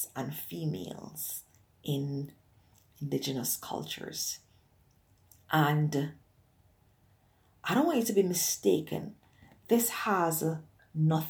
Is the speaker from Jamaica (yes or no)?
yes; Jamaica; growing up in Jamaica